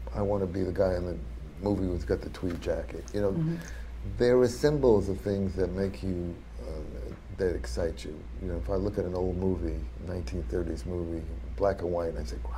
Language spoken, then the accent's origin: English; United States; as an American